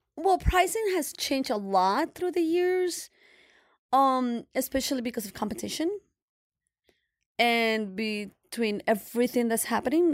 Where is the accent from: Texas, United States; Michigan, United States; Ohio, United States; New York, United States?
New York, United States; New York City; we're New Yorkers or we're from Brooklyn